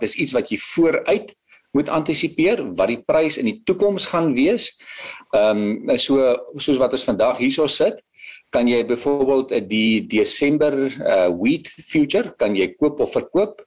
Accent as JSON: {"language": "Afrikaans", "country": "South Africa", "said": "as 'n Afrikaner en as 'n uh, 'n persoon wat in die landbou"}